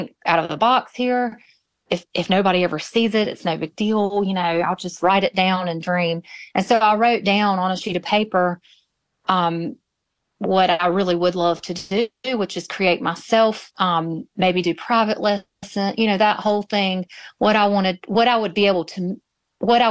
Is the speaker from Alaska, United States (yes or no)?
no; Moore County, North Carolina, United States; born or raised there; also born or lived in Greensboro, North Carolina; now in Wallace, United States